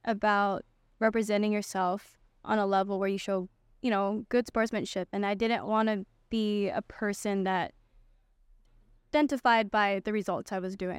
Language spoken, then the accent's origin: English; Makaha, Oahu, Hawaii, United States; So I'm born on the island of Oahu, and I grew up, uh, on the west side in Makau, Hawaii.